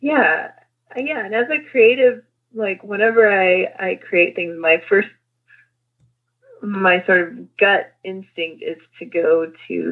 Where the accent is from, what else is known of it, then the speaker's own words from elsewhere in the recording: New Mexico, United States; also born or lived in Albuquerque, New Mexico; I grew up in New Mexico. I was born in Albuquerque, but I grew up in like a tiny, tiny little town in the country.